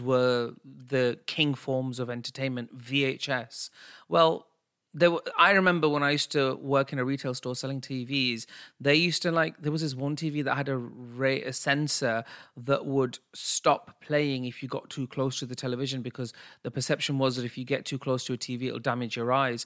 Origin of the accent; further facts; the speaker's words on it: United Kingdom; us being British and our South Asian heritage